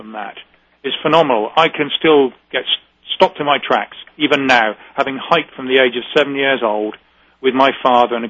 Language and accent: English; United Kingdom; now in New England, United States; We're very British